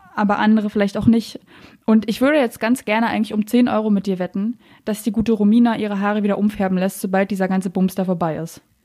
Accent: Berlin, Germany; ich bin Berlinerin

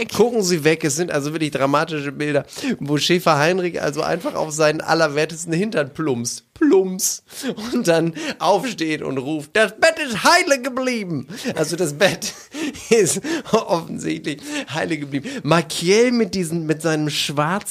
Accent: East Frisia, Lower Saxony, Germany; ich komme aus Ostfriesland

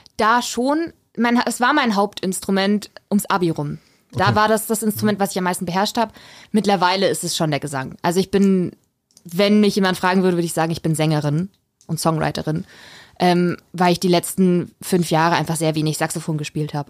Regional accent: Weiden in der Oberpfalz, Bavaria, Germany; moved away as an adult; also born or lived in Störnstein; now in Regensburg, Germany; ich bin ja in Rotenstadt aufgewachsen

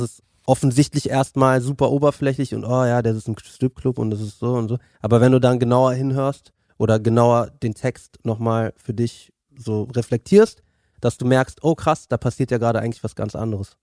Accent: Berlin, Germany; Ich bin ja Berliner

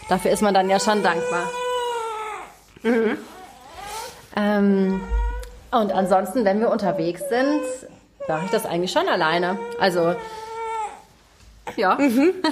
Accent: Hamburg, Germany; Also ich bin selber in Hamburg geboren und groß geworden.

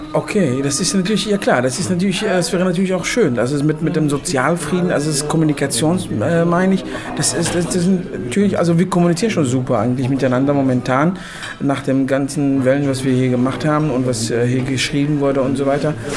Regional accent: Morocco; now in Germany; ich als Marokkaner

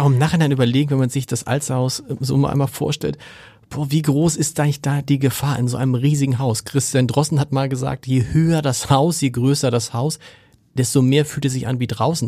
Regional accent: Hamburg, Germany; dass man als Hamburger auch so eine Alsterhaus-Sozialisation hat

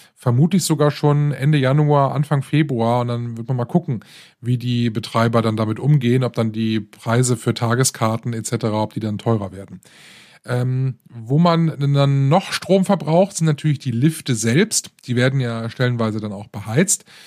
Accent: Rhineland, Germany; hier bei uns im Rheinland

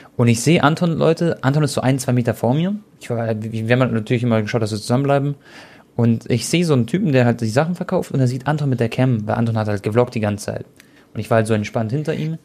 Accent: Munich, Bavaria, Germany; für mich als Münchner

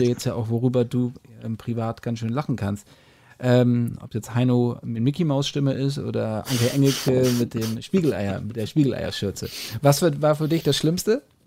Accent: Hamburg, Germany; als Hamburger oder als Norddeutsche

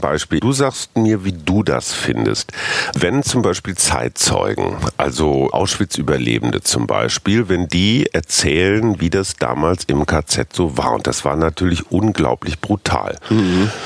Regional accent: Münster, North Rhine-Westphalia, Germany; moved away; in meiner Heimatstadt Münster

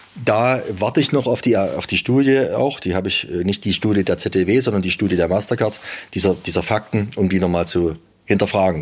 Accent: Saxony, Germany; bei uns in Sachsen

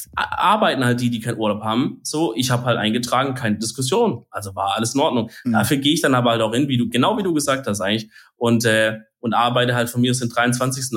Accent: Baden-Württemberg, Germany; Bei uns in Bad württemberg

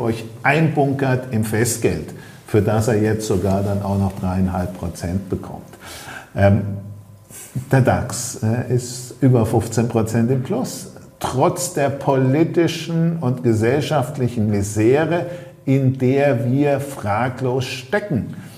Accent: Germany; also born or lived in Ostholstein; wir als Deutsche

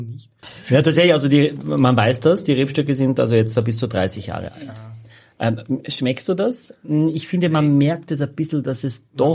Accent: Carinthia, Austria; ich bin Kärntner

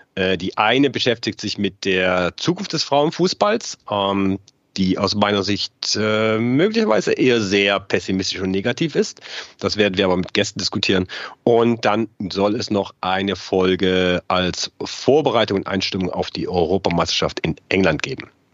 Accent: Saxony, Germany; moved away as an adult; now in Munich, Germany; ich bin in der DDR groß geworden

